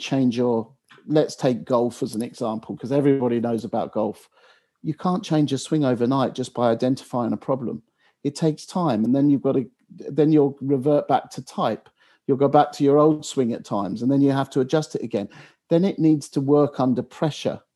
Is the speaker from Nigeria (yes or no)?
no; England, United Kingdom; as an Englishman